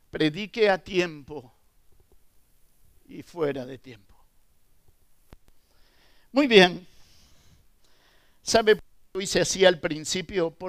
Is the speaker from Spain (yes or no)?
no; Argentina; Argentina, y perdonen por la ilustración, pero Argentina es un país futbolero. Y en casa somos todos de Boca y solamente mi esposa de River.